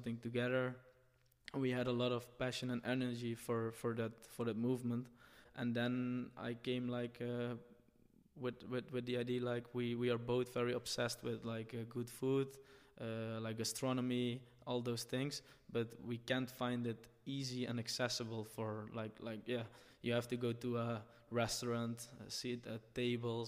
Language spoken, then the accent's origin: English; Nederweert, Limburg, Netherlands; I'm from Limburg, the south of the Netherlands, a small village called Nederweert.